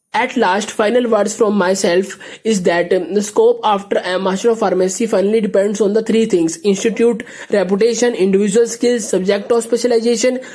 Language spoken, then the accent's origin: English; India; I'm from India.